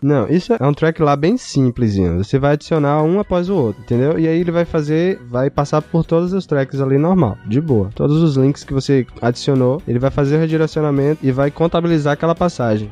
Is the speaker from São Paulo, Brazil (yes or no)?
no; Bahia, Brazil; eu sou da Bahia